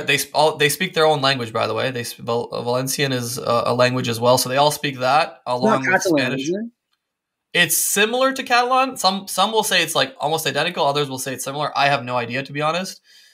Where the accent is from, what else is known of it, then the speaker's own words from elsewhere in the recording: Serbia; born there; I was born in Eastern Europe in Serbia and I've kind of had that. For many years, I've had that urge to go back